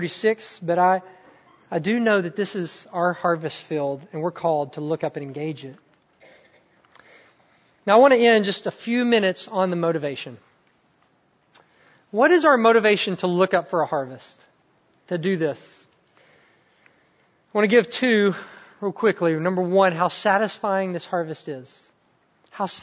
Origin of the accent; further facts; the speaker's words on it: the South, United States; also born or lived in Mississippi; I'm from the South